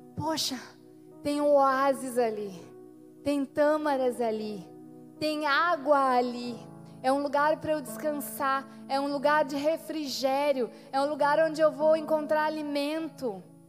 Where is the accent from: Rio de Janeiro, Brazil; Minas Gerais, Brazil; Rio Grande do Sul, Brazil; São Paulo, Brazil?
Rio Grande do Sul, Brazil; nosso povo aqui, que é um povo de fronteira